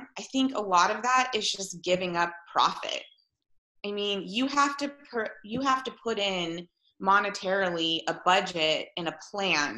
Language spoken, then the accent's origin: English; Whitefish, Montana, United States; grew up in Whitefish